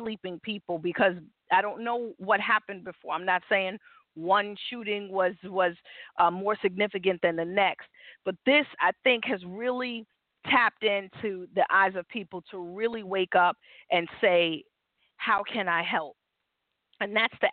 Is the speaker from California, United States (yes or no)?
no; New York, United States; born or raised there